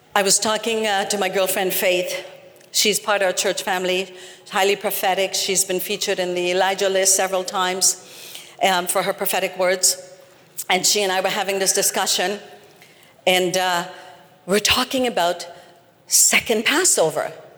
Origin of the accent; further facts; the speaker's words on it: Trinidad & Tobago; I'm from Trinidad